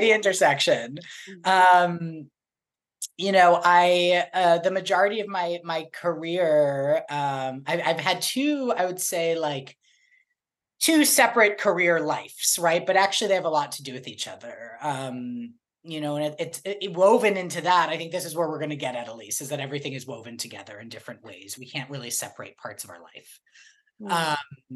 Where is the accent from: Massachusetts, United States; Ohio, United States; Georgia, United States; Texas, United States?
Massachusetts, United States; Boston; now in Sherman Oaks, United States; I'm from Boston and I lived the majority of my life in Boston